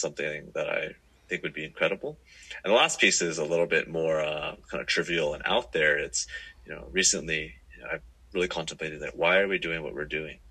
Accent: Silicon Valley, California, United States; moved away as an adult; now in Singapore; I grew up in the Silicon Valley

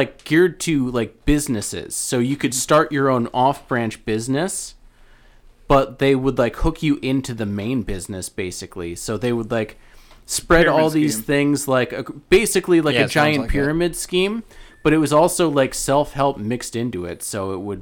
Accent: Albany, New York, United States; we're from Albany

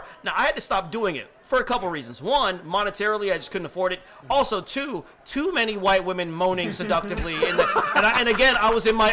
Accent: Nigeria; I'm West African. I'm Nigerian.

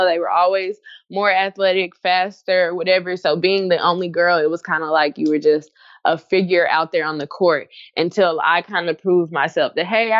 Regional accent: Jacksonville, Arkansas, United States; originally, I'm from Jacksonville, Arkansas. So there's a very diverse culture. I went to school on the Air Force Base. So you, you can imagine how diverse I grew up.

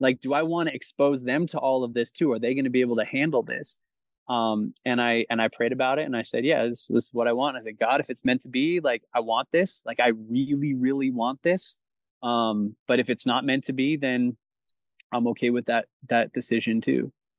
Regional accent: Chandler, Arizona, United States; So I grew up in South Chandler, like Queen Creek, at the foot of the Santan Mountains down there.

